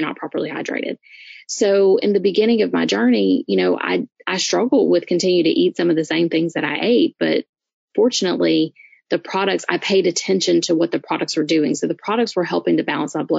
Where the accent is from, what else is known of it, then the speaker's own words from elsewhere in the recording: Louisiana, United States; I'm from Louisiana, so, you know, I'm used to crazy crap food